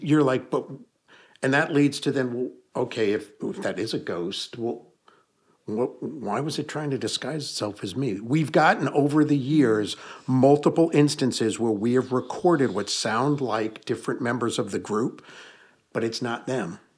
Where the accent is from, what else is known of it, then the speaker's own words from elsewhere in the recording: Hudson Valley, New York, United States; moved away; I was born and raised in the Hudson Valley of New York State